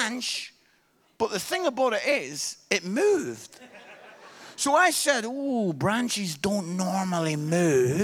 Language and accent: English; Scotland, United Kingdom; I am Scottish